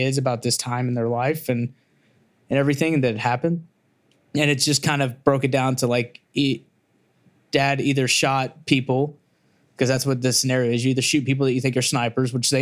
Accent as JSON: {"language": "English", "town": "Memphis", "region": "Tennessee", "country": "United States", "lives_now": "Nashville, United States", "said": "I come from Memphis, so I come from a family of let's just call them hustlers"}